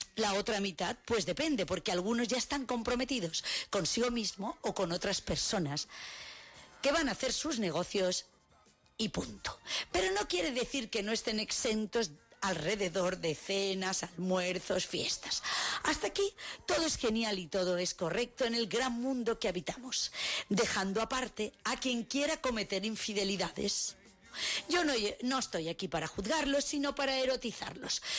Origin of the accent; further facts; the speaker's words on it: Spain; yo soy española